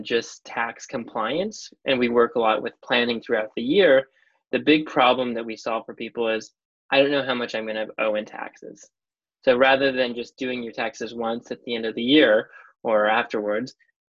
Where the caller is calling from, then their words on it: Vancouver, British Columbia, Canada; I am calling from Vancouver, British Columbia.